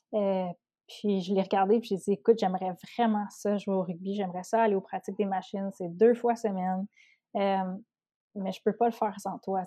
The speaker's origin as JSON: {"language": "French", "area": "Outaouais", "region": "Quebec", "country": "Canada", "said": "je viens de l'Outaouais, donc ma, ma gang d'Outaouais"}